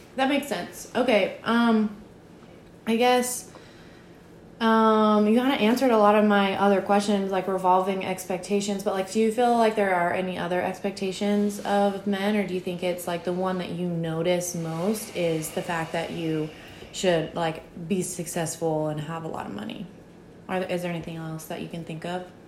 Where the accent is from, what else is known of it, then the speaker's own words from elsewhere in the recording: Franklin, Virginia, United States; That's where I grew up